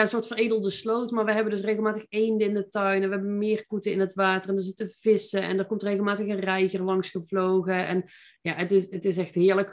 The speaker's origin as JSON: {"language": "Dutch", "town": "Veldhoven", "region": "North Brabant", "country": "Netherlands", "tie": "born or raised there", "also_born_or_lived": "Eindhoven", "moved": "as an adult", "lives_now": "Nijmegen, Netherlands", "said": "Ik ben eh, geboren en getogen in Veldhoven"}